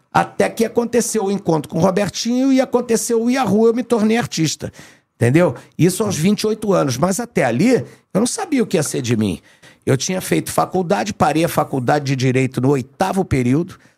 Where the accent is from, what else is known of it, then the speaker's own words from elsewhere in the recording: Rio de Janeiro, Brazil; eu fui nascido e criado no Meyer